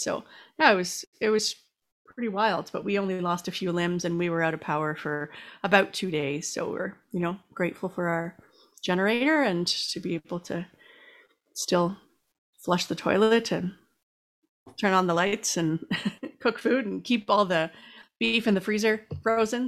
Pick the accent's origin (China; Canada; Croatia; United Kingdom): Canada; as a Canadian